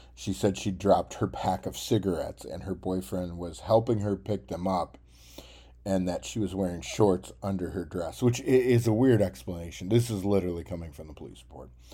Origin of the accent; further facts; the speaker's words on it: Tennessee, United States; I was from Tennessee